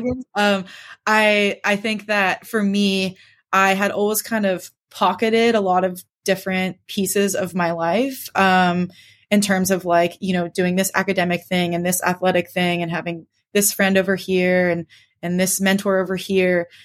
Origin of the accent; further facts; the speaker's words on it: San Carlos, California, United States; now in Claremont, United States; I grew up on the peninsula. Um, most people are vaguely familiar with uh, Redwood City, Palo Alto area. It's about 30 to 40 minutes south of San Francisco. Um, so, as you read, I went to Sequoia High School, which is a big public school right in the middle of Redwood City and grew up in a town just north of there called San Carlos